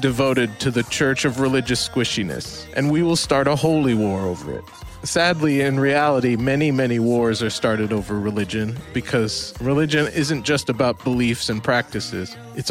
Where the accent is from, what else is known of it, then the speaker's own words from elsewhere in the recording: St. Louis, Missouri, United States; I grew up surrounded by people of all faiths, and this wasn't the West Coast or the East Coast of America. This was the Midwest, flyover country. This was St. Louis, Missouri.